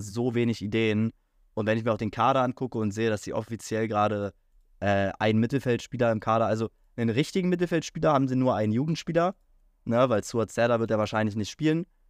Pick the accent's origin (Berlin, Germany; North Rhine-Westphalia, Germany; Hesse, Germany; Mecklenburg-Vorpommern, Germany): Berlin, Germany; ich als äh, Berliner, ich war ja so oft im Stadion